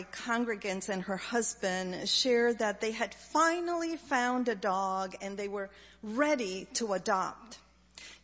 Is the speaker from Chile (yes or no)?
yes; Chile; moved away; I grew up in Chile